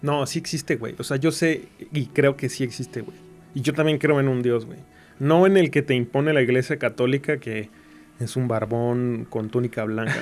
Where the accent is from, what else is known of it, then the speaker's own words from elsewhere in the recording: Irapuato, Guanajuato, Mexico; de aquí de Irapuato, de, de donde yo soy